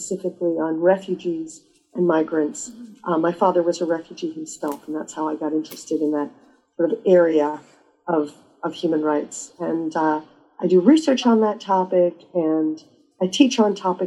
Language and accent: English; New York City, New York, United States; moved away as an adult; now in Sydney, Australia; I grew up in New York City, but I live in Sydney, Australia.